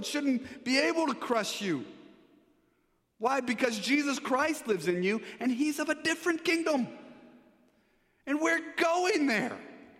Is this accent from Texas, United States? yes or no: yes; Texas, United States; I mean, now I'm from Texas. We don't like taxes. We don't like mandates. In Texas, you tell somebody what to do, and they put up a sign saying the opposite.